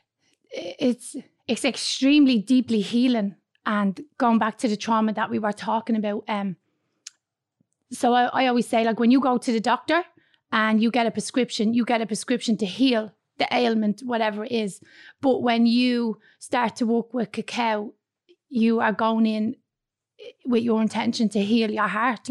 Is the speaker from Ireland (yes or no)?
yes; Dublin, Leinster, Ireland; I was born in Dublin's inner city in York Street in the flats. And when I was 4 years of age, I moved with my mum and dad and my sister out to Blanchardstown